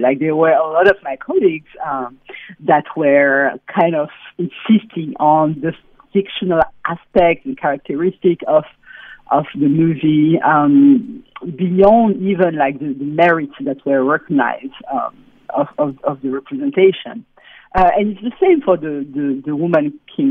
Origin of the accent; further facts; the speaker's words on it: Benin; I grew up in Benin uh, in the 80s and 90s